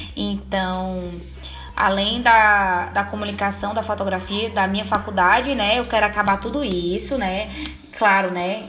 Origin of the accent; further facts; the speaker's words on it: Caucaia, Ceará, Brazil; also born or lived in Fortaleza; nunca viajei, saí nem daqui da Calcaia, que eu moro em Fortaleza, né? Então eu nunca saí de Fortaleza